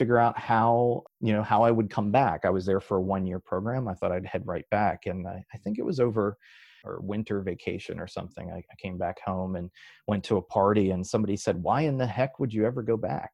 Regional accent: West Virginia, United States; it was a scholarship for 8 West Virginian kids to get to go

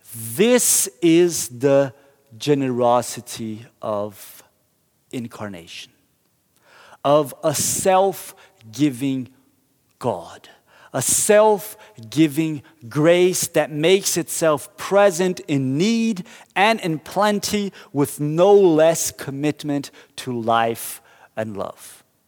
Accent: Curitiba, Paraná, Brazil; moved away; I grew up in Brazil, and in my hometown of Curitiba

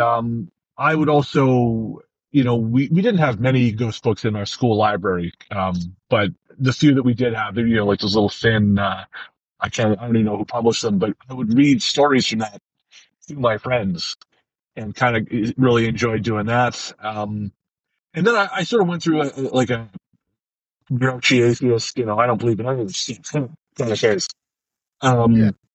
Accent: Revelstoke, British Columbia, Canada; moved away; I went back to Revelstoke, my hometown

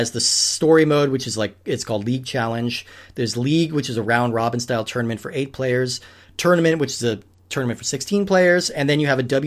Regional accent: Colorado, United States; the town I grew up in Colorado is, we're like the prison capital of the state

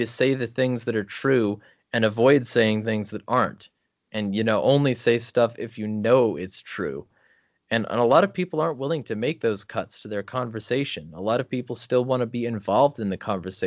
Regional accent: SoCal desert, California, United States; moved away as an adult; now in Spokane, United States; I live in Washington now when I lived in California my whole life

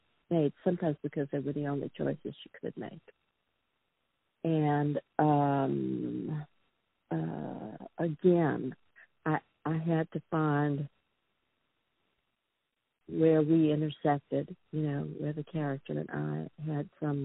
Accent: New Orleans, Louisiana, United States; now in New York, United States; I'm from the South. I'm from New Orleans.

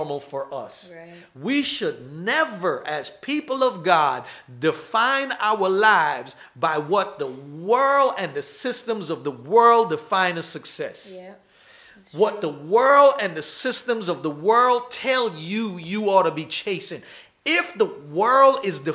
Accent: New York City, New York, United States; I was raised in New York.

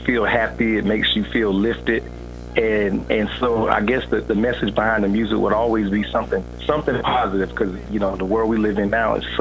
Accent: North Carolina, United States; I'm a saxophonist from North Carolina.

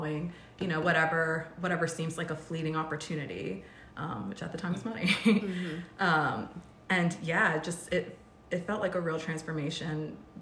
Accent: Rockville, Maryland, United States; moved away as an adult; also born or lived in California; I moved to California from Rockville, Maryland, which is mm-hmm. where I was born and raised.

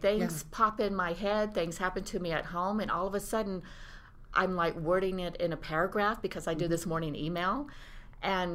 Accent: Georgia, United States; moved away; my home state of Georgia

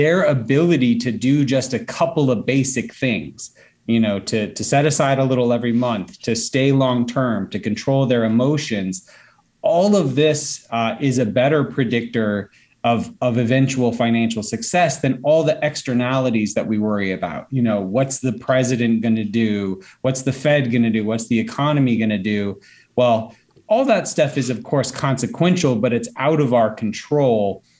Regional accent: North Alabama, United States; now in Atlanta, United States; I grew up in North Alabama

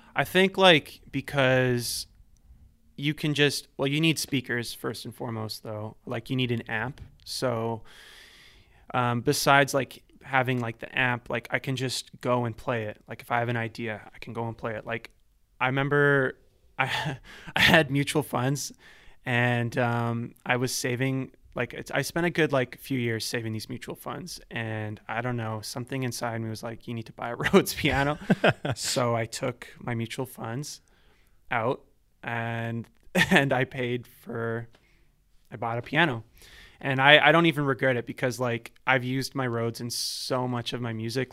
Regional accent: Vancouver, British Columbia, Canada; also born or lived in Ladner; so I grew up here my whole life, um, born and raised in East

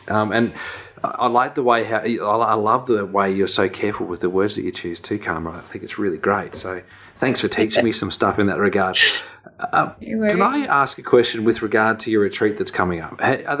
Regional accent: Australia; a white Australian male, you know, born in Australia, I consider myself as an Australian.

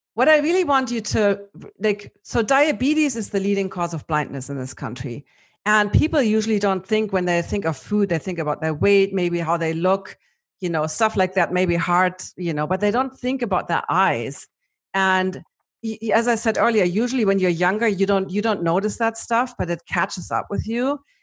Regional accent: Germany; accent: German; my German accent

